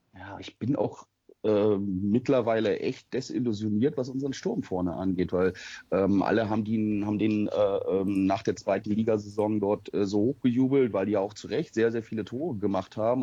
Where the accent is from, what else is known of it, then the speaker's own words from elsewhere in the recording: the North, Northern Germany, Germany; ich komme eigentlich gebürtig aus dem Norden